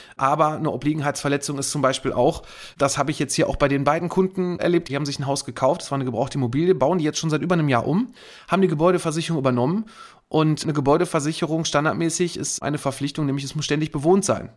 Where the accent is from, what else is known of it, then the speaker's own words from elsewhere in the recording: Kamp-Lintfort, North Rhine-Westphalia, Germany; bei uns in Kamp Lindfort am Niederrhein